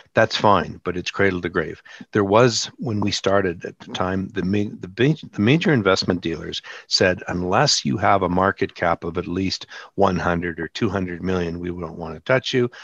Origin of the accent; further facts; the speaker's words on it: Canada; I'm Canadian